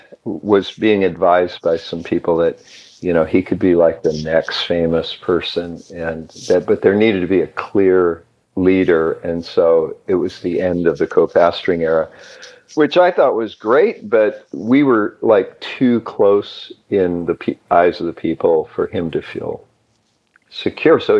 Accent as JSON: {"language": "English", "town": "Twain Heart", "region": "California", "country": "United States", "tie": "born or raised there", "also_born_or_lived": "Santa Cruz, California", "moved": "as an adult", "lives_now": "Pennsylvania, United States", "said": "In a resort town, little town called Twain Heart"}